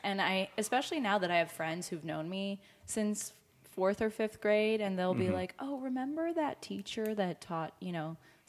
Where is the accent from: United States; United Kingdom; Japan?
United States; Highland Park, Illinois; also born or lived in Soviet Union; I'm from Highland Park and went to Deerfield High School.